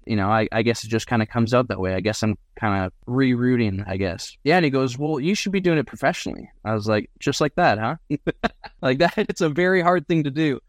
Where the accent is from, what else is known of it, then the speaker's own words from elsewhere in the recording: Surrey, British Columbia, Canada; also born or lived in Cariboo, British Columbia; I'm from Surrey, BC, which is not at all known for being country.